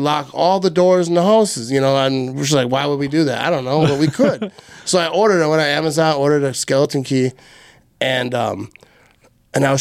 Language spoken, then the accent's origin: English; Green Bay, Wisconsin, United States; accent: Wisconsin; now in Oconto, United States; I was born in Green Bay. I left for a while, like when I was a baby. Came back when I was 12.